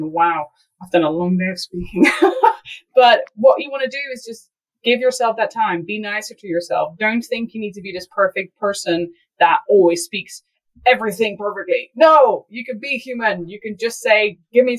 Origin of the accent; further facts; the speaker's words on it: Netherlands; English is a second language; moved away as an adult; also born or lived in United Kingdom; I grew up in the Netherlands, small town girl, countryside type stuff.